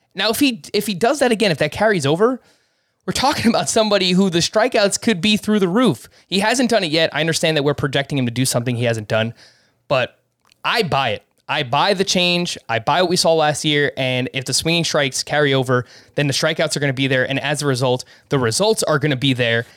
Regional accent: Northeast, United States; I'm from the Northeast

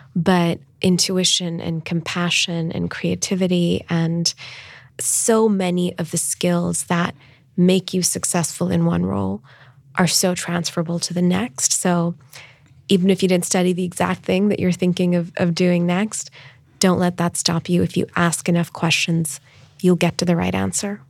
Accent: Islamabad, Islamabad Capital Territory, Pakistan; moved away as an adult; also born or lived in Stanford, California / Dubai; growing up in Pakistan. I thought I would always live in my hometown of Islamabad

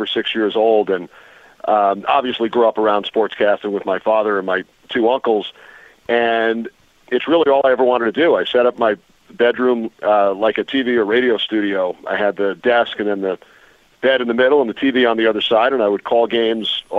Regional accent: Port Washington, New York, United States; I grew up on Long Island. I went to Schreiber High School in Port Washington

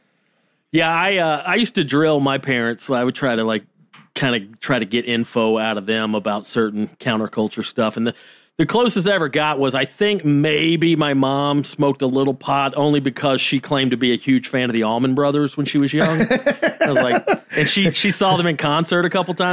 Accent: Georgia, United States; born or raised there; moved away as an adult

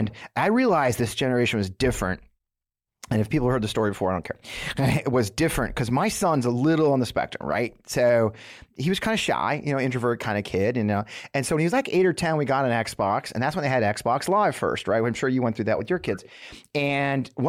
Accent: Missouri, United States; I grew up here in Missouri.

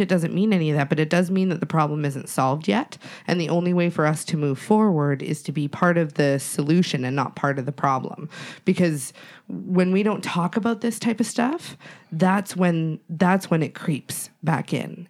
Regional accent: Treaty 7 territory, Alberta, Canada; I'm from Treaty Seven territory

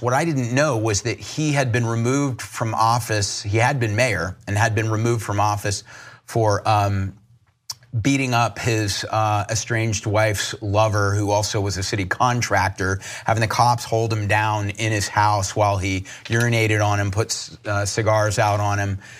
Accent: Charleston, South Carolina, United States; I grew up in Charleston, South Carolina

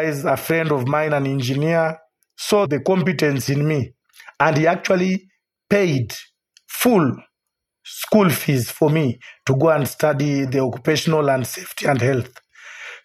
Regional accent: Kenya; also born or lived in Qatar; I'm a Kenyan

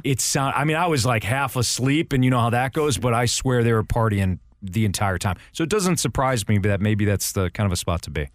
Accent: Chicago, Illinois, United States; I'm from Chicago

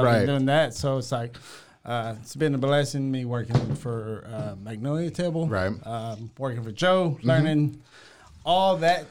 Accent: Guatemala; now in Waco, United States

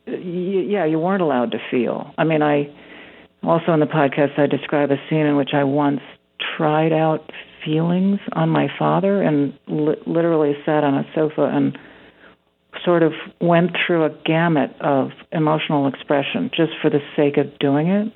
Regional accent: Winnetka, Illinois, United States; my hometown

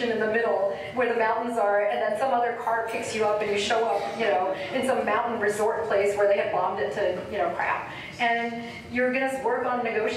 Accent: United States; My parents grew up in India. I'm Indian American

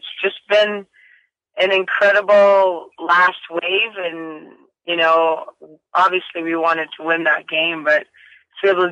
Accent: Vancouver, British Columbia, Canada; BC Place in Vancouver because that's my hometown

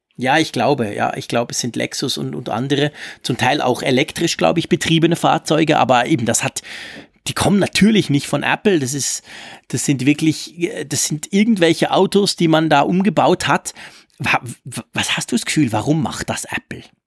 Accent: Switzerland; bei uns in der Schweiz sagt man es Ranzliwinde

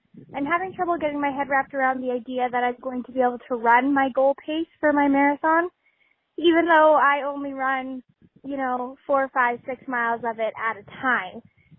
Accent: Southeast Saskatchewan, Canada; I am from Southeast Saskatchewan, Canada.

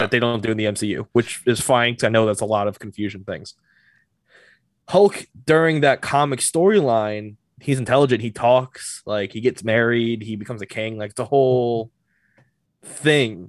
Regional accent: New Jersey, United States; I'm from Jersey

